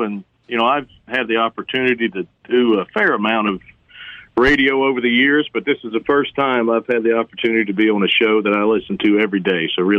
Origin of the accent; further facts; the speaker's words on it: Hattiesburg, Mississippi, United States; moved away as an adult; now in Washington, D.C., United States; So I was born and raised in Hattiesburg, right over off West 7th Street. Went to high school at Oak Grove, so I've been a Golden Eagle since birth, and went to school at Southern Miss, and after that got hired as a city letter carrier there in Hattiesburg.